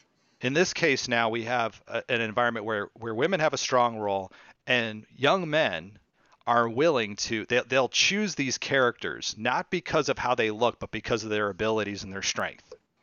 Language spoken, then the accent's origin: English; San Francisco, California, United States; Even though I'm from California. I'm from the San Francisco area.